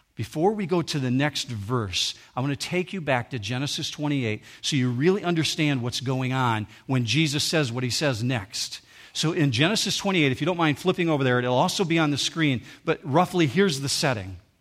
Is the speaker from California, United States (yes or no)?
no; Muskegon County, Michigan, United States; I grew up in Muskegon County